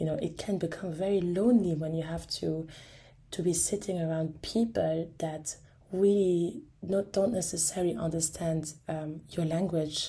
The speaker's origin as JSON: {"language": "English", "country": "Luxembourg", "tie": "born or raised there", "said": "I got asked at the age of 21 to run for the local elections in my hometown"}